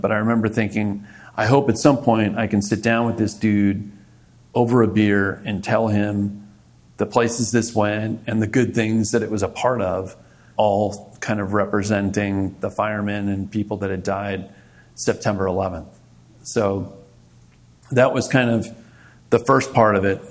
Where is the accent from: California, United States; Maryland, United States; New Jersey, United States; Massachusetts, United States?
Maryland, United States; Montgomery County; moved away as an adult; also born or lived in Fort Benning, Georgia / Fort Bragg, North Carolina; now in New York City, United States; I grew up in Maryland